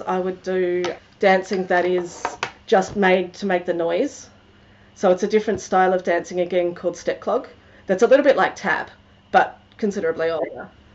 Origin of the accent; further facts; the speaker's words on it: South Australia, Australia; now in Melbourne, Australia; I grew up in South Australia and I'm now living in Melbourne.